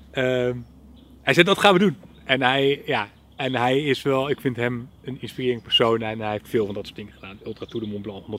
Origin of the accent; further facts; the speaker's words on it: Netherlands; ik kom uit Nederland en eh, dan kom ik over en dan gaan we het samen doen.